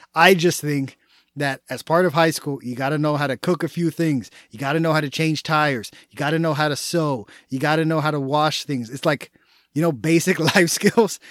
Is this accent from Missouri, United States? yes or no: no; Texas, United States; I was born and raised in the Lone Star State, meaning I'm a proud Texan